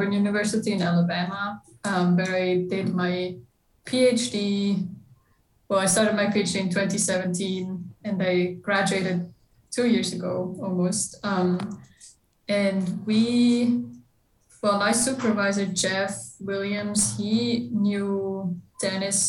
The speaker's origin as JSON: {"language": "English", "country": "Switzerland", "moved": "as an adult", "lives_now": "United States", "said": "I'm originally from Switzerland, so I'm European"}